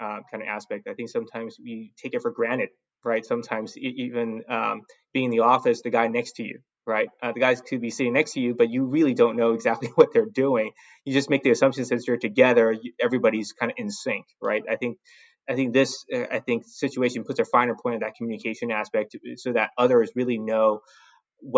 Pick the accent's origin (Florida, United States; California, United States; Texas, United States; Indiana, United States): California, United States; Los Angeles; also born or lived in San Francisco Bay Area / San Diego; I grew up in Southern California, specifically Los Angeles, right? I went to high school here